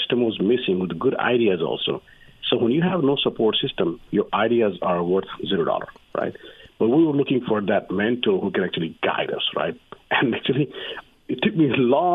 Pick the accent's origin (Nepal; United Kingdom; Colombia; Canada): Nepal; now in United States; I'm from Nepal